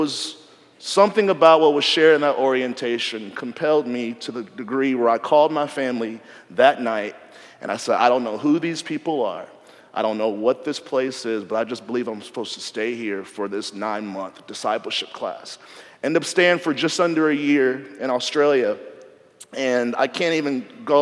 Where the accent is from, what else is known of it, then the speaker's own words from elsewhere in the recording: Nashville, Tennessee, United States; moved away as an adult; I grew up in Nashville, went to college in Nashville